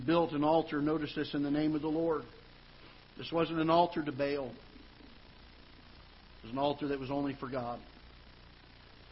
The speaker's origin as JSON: {"language": "English", "region": "South Florida", "country": "United States", "tie": "born or raised there", "moved": "yes", "lives_now": "Festus, United States", "said": "I grew up down in South Florida"}